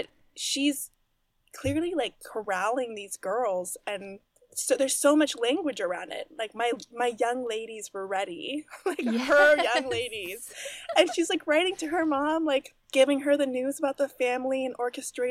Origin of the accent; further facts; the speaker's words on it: Texas, United States; I was raised in Texas, but my mother's a Yankee.